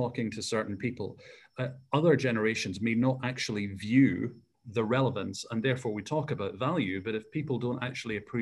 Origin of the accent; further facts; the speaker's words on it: Scotland, United Kingdom; I was brought up in Scotland.